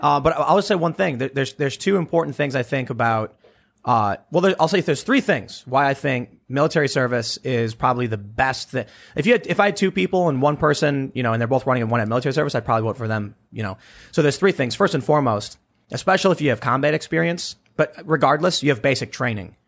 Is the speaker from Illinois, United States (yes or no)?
yes; Chicago, Illinois, United States; somebody who grew up in Chicago